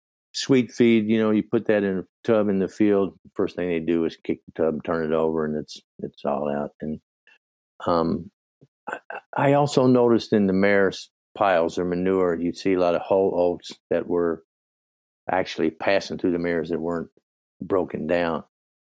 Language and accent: English; Virginia, United States; I switched from sweet feed, which I grew up with in Virginia